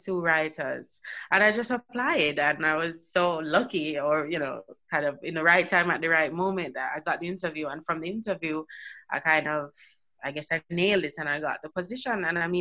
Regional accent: Jamaica; now in England; growing up in Jamaica

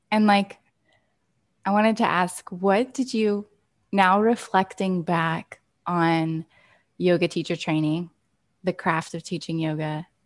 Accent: United States; Like, I'm so American and ignorant to these different ways of being in the world.

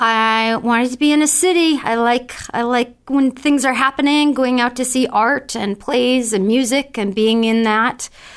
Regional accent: Hallowell, Maine, United States; moved away as an adult; also born or lived in Amherst, Massachusetts / San Francisco; now in Boston, United States; I grew up in Maine, a little town outside of Augusta called Hollowell, Maine.

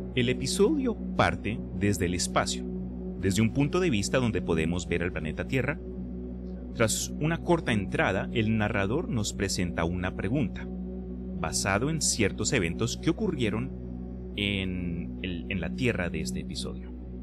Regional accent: Colombia; Yo me acuerdo en Colombia, en geografía de, la, de Sudamérica, específicamente geografía colombiana, eso mi mamá me mantuvo en el cuarto para que yo estudiara

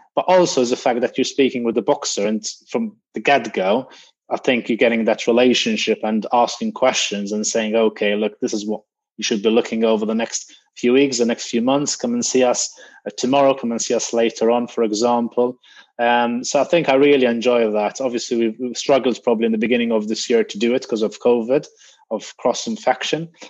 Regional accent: Malta; moved away as an adult; also born or lived in Greece; now in United Kingdom; graduated in Malta, that was my home country

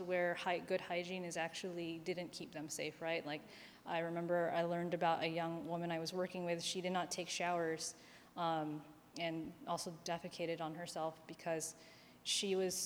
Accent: Philippines; I'm Filipino, and we use a tabo as opposed to a lota

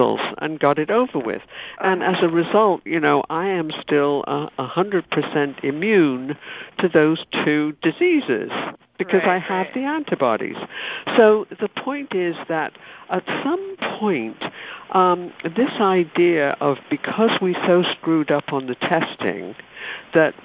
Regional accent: United Kingdom; moved away; I was growing up in Britain

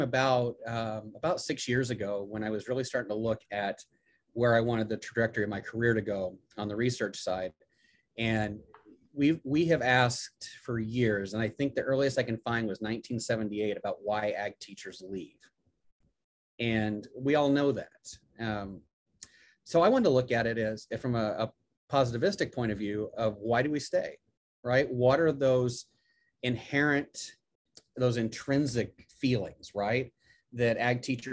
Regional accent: Illinois, United States; moved away as an adult; now in Auburn, United States; growing up in Illinois

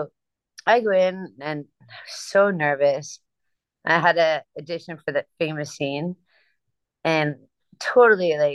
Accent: New Jersey, United States; So I'm from New Jersey

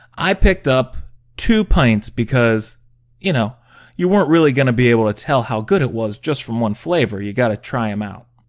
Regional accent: United States; as an American people

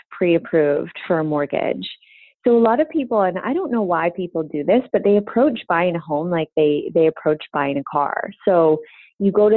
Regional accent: Vancouver, British Columbia, Canada; I'm from Vancouver

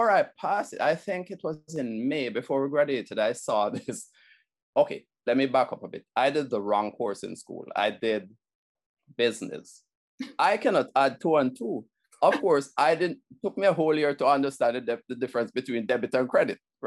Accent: Kingston, Jamaica; I was born in Kingston

